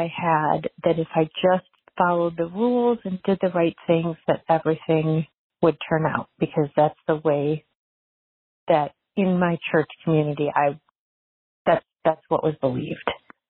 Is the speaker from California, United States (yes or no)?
no; Detroit, Michigan, United States; I am from the Detroit area.